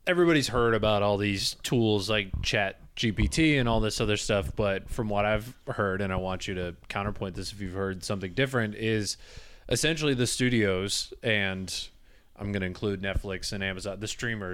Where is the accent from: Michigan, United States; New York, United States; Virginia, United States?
Michigan, United States; I'm from Michigan